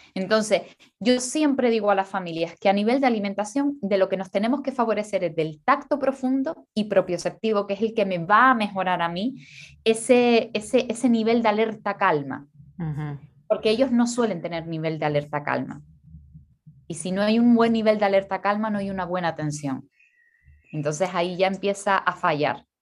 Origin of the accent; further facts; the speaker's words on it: Canary Islands, Spain; soy canaria